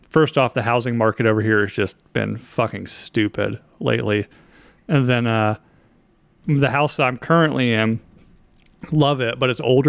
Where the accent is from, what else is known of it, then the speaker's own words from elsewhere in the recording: North Carolina, United States; moved away; I grew up in North Carolina